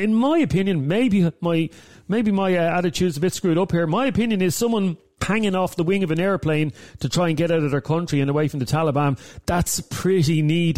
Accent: Ireland; For us as Irish people, it's a bit rich to talk about terrorism. I mean, we've produced more terrorists than a lot of countries.

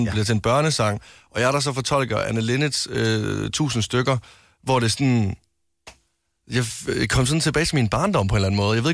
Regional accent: West Jutland, Central Denmark Region, Denmark; Jeg er en mand fra Vestjylland, ikke?

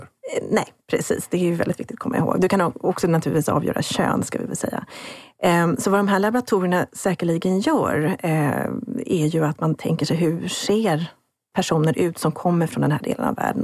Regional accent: Sweden; jag som svensk forskare

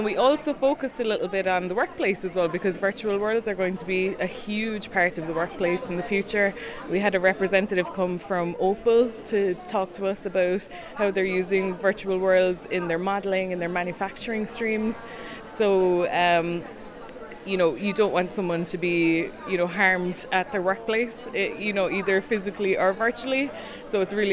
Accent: Cork, Munster, Ireland; I'm from Cork City in Ireland.

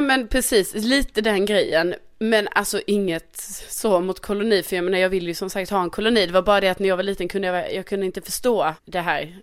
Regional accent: Skåne, Sweden; also born or lived in Värmland

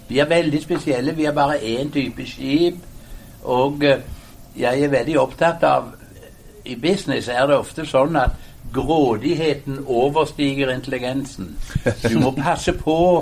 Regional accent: Hjelmeland, Rogaland, Norway; moved away; det vi kalte hjemme på Hjelmeland i Ryfylke for sunt bondevett

